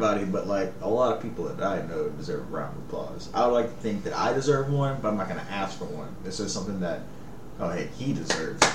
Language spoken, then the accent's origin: English; Elizabeth, Louisiana, United States; we grew up in Elizabeth and shit, so it was like, you know, 45-minute drive to base